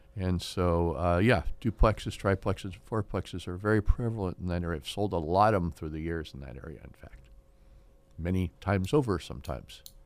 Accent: Fresno, California, United States; I was born in Fresno. My family's been in Fresno since the eighteen hundreds

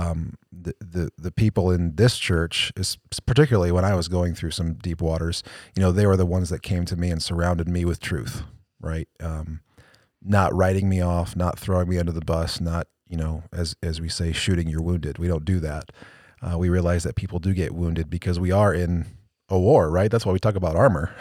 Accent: Cleveland, Ohio, United States; I'm going for my hometown team. I'm going for the Browns. Cleveland all the way

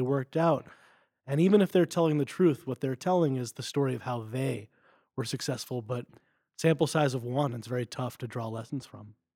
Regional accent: Westfield, New Jersey, United States; moved away as an adult; also born or lived in Denver, Colorado; now in Stanford, United States; I'm originally from Westfield, New Jersey. I grew up there

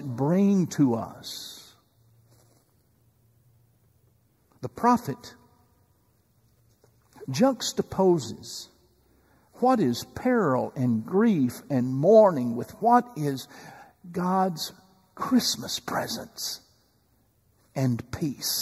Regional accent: East Texas, United States; growing up in East Texas

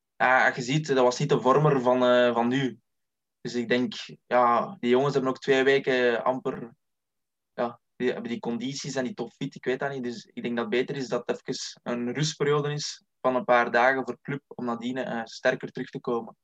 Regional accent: Lebbeke, Flanders, Belgium; Ik ben 23 jaar afkomstig uit Lebbeke

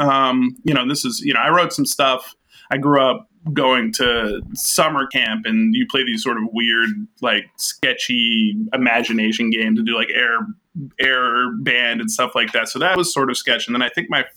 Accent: Boston, Massachusetts, United States; where I grew up in Boston

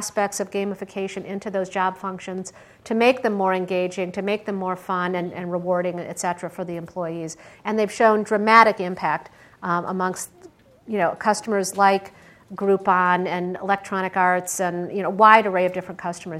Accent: Michigan, United States; also born or lived in Pittsburgh, Pennsylvania; now in Silicon Valley, United States; I grew up in Michigan.

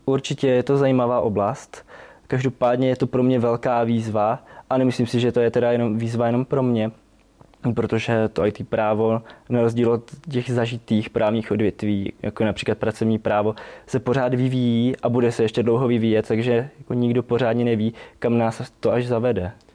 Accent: Štíty, Olomouc Region, Czechia; pocházím ze Štítu, Eh, malé městečko v Olomouckém kraji

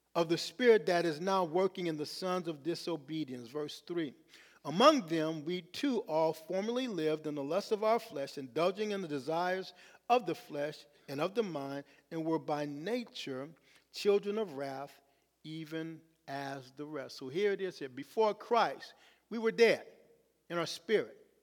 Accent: Los Angeles, California, United States; I'm from Los Angeles

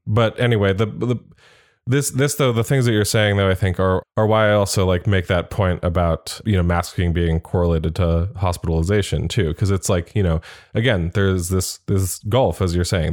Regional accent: United States; as an American

